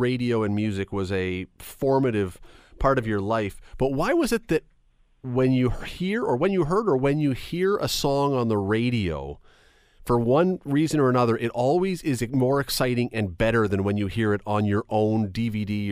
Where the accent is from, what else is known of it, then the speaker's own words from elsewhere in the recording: Toronto, Ontario, Canada; I grew up in Toronto